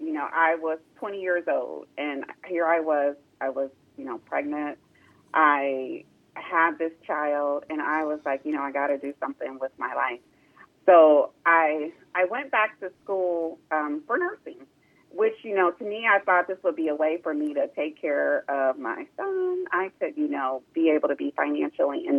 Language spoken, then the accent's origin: English; Columbus, Ohio, United States; I was born and raised here in Columbus, Ohio